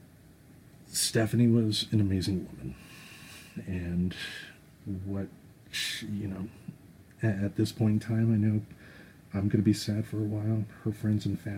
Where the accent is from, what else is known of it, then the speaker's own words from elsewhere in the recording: Grand Rapids, Michigan, United States; I was born and raised in Grand Rapids, Michigan